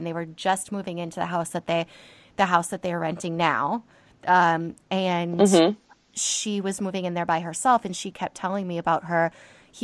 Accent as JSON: {"language": "English", "region": "Connecticut", "country": "United States", "also_born_or_lived": "West Hollywood", "accent": "valley girl", "moved": "yes", "lives_now": "Los Angeles, United States", "said": "I'm from Connecticut and I don't have an accent"}